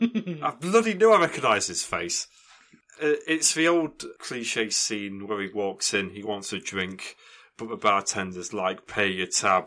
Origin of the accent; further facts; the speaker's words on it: Canada; I'm Canadian.